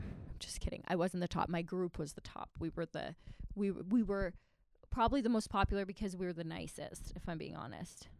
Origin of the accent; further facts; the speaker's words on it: Virden, Manitoba, Canada; moved away as an adult; also born or lived in Victoria; I went back to my hometown